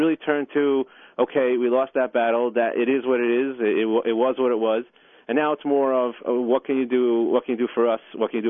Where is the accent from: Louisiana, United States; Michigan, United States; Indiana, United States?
Indiana, United States; Muncie; I know as a kid growing up in Muncie, we weren't getting those services that we were always told that we were entitled to.